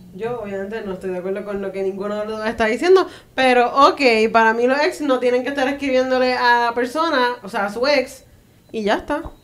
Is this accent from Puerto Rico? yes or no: yes; Puerto Rico